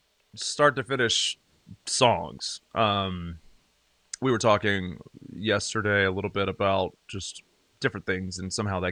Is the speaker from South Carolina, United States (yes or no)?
yes; Greenville, South Carolina, United States; You can see it. It's on your screen. I am from Greenville, South Carolina. It's in the upstate of South Carolina.